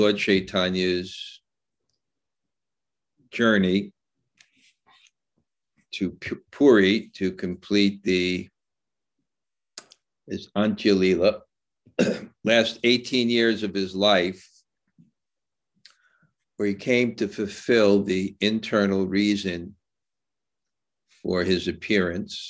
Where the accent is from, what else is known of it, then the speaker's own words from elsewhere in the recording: United States; moved away; also born or lived in India; as an American